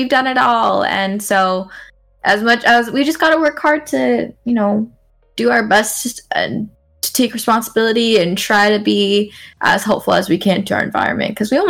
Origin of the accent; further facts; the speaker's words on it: Okinawa, Japan; I would honestly go back to Japan. I grew up in Okinawa, and it was the most wonderful childhood.